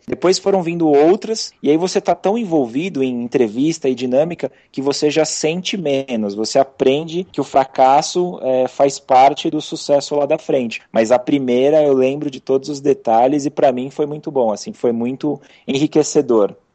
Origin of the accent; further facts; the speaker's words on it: São Paulo, Brazil; sou aqui de São Paulo mesmo